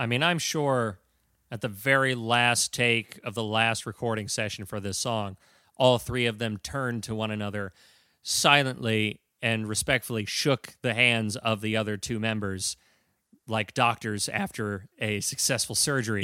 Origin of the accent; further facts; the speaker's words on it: United States; I'm an American.